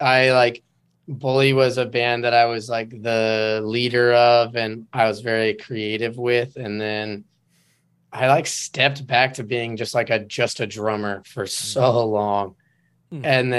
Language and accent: English; Enumclaw, Washington, United States; moved away as an adult; now in California, United States; I'm from Enumclaw, Washington.